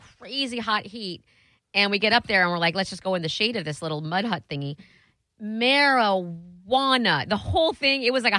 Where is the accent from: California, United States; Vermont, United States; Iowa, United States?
Iowa, United States; I was born in Iowa, damn it. In the middle of America.